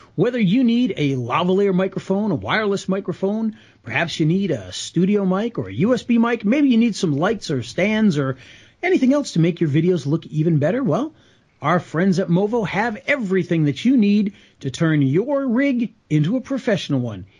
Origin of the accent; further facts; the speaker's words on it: Rhode Island, United States; I grew up in Rhode Island